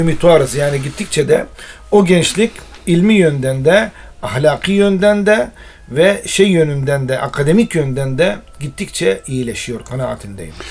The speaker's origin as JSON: {"language": "Turkish", "region": "Mardin", "country": "Turkey", "tie": "born or raised there", "also_born_or_lived": "Istanbul / Konya", "first_language": "Arabic", "second_language": "Turkish", "moved": "as an adult", "said": "Mardin doğumluyum. Ee, Mardin'de e, ilk öğretimimi orada okudum."}